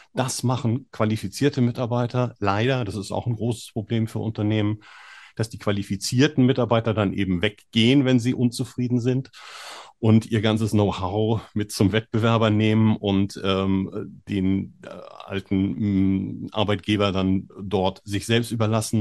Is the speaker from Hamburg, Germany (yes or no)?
yes; Hamburg, Germany; moved away; ich komme ja ursprünglich aus Hamburg